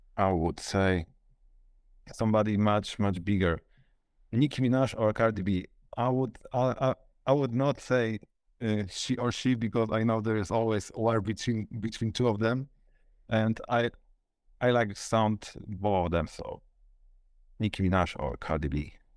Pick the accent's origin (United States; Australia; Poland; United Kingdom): Poland; Luboń, Greater Poland; I'm from Poland, and the city is, I would say, Poznań, because this is the nearest, biggest city near, nearby me, but it's actually Lublin. Luboń, it's ne-, City Next to Poznań.